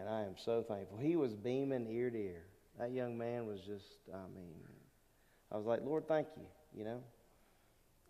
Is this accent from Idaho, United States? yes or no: no; Lake Charles, Louisiana, United States; also born or lived in Newport, Rhode Island; I grew up in Southwest Louisiana, and my dad was in the Navy. We moved around a lot when I was a little guy